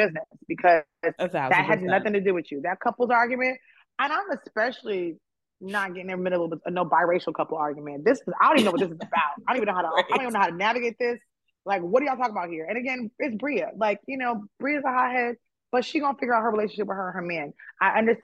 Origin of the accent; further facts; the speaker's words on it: New York, United States; I'm from New York.